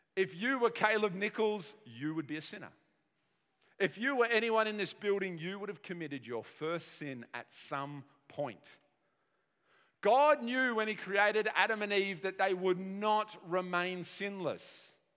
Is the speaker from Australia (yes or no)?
yes; Australia; us as modern Aussie people